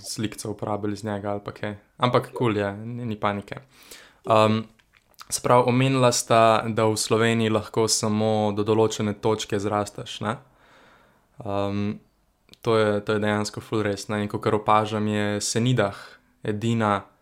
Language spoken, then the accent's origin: Slovenian; Ljubljana, Central Slovenia, Slovenia; sem iz Črnuč